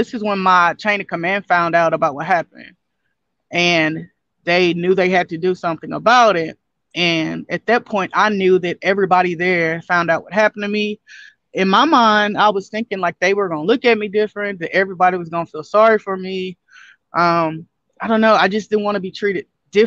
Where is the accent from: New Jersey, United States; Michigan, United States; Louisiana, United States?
Louisiana, United States; Castor; also born or lived in Shreveport, Louisiana; Like I grew up in Shreveport for, a few years of my life, but I'm born and raised in Castor, Louisiana, which is a town